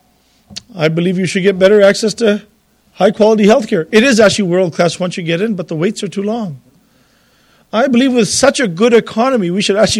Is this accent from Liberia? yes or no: no; British Columbia, Canada; moved away as an adult; now in Alberta, Canada; I grew up in British Columbia, and I came here as a young person